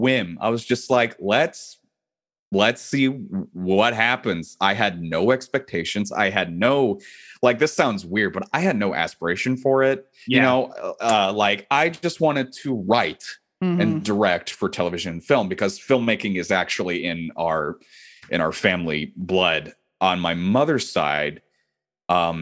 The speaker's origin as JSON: {"language": "English", "town": "Irving", "region": "Texas", "country": "United States", "tie": "born or raised there", "also_born_or_lived": "Santa Barbara, California / Dallas, Texas", "said": "my hometown that I was growing up in Irving"}